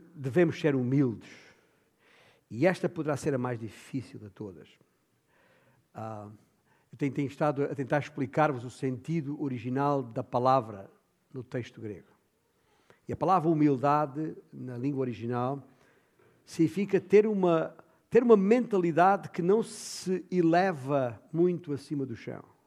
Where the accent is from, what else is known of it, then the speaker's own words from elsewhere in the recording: Alentejo, Portugal; na minha terra, o meu alentejo